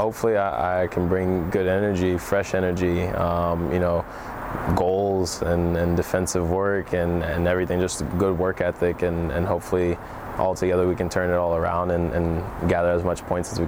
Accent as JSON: {"language": "English", "country": "Germany", "tie": "born or raised there", "said": "as a kid coming over to Europe, I grew up in Germany, so my first thought obviously was to go back to Germany."}